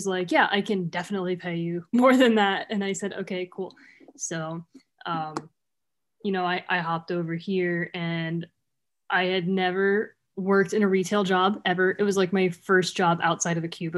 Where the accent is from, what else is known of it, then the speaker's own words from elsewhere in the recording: Malta, Ohio, United States; I was born in Malta, Ohio, born and raised here right across the river